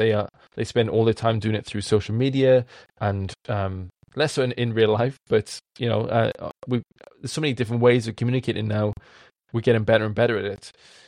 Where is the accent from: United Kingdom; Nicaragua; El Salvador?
United Kingdom; Wales; accent: strong Welsh; Code switching is something that I do as a Welshman with a strong accent that needs to be heard by other people.